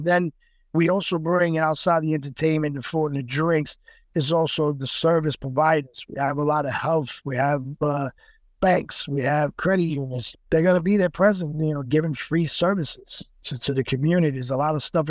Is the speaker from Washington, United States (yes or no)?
no; New York, United States; also born or lived in Puerto Rico; My parents are Puerto Rican. They're from Puerto Rico. I was born in New York. The majority of my blood is Spaniard, Portuguese, Puerto Rican, and a bunch of other, you know, Latino countries.